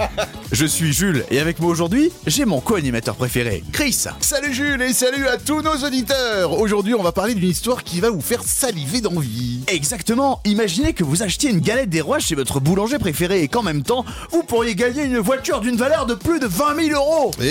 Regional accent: Pays de la Loire, France; Ouais, ouais, c'est plus, plus en Mayenne, je suis de Mayenne, euh, Nord-Mayenne.

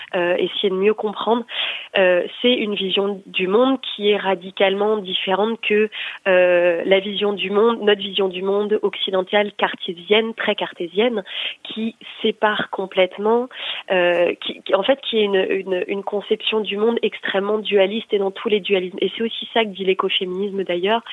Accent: Brittany, France; J'ai grandi dans une dans une culture familiale anti-nucléaire aussi, euh, parce que je suis née en Bretagne

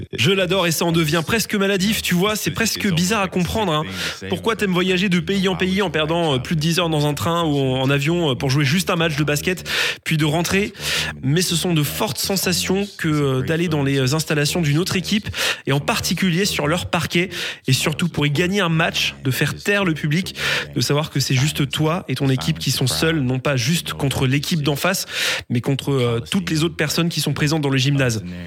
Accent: Virginia, United States; French is a second language; moved away; also born or lived in Alabama; je viens de Virginie. Enfin, je dis que je viens de là-bas parce que c'est là que j'ai grandi

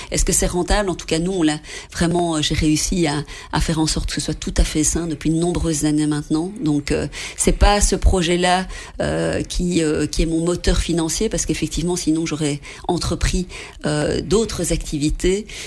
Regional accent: Belgium; pour nous, en tant que Belges, là-bas

